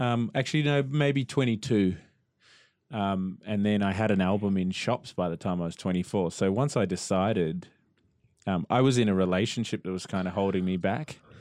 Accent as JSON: {"language": "English", "town": "Melbourne", "region": "Victoria", "country": "Australia", "tie": "born or raised there", "said": "I grew up in Melbourne"}